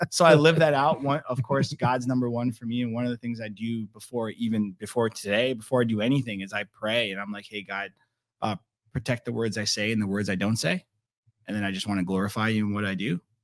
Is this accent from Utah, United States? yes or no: no; Naples, Florida, United States; now in Estero, United States; growing up in Naples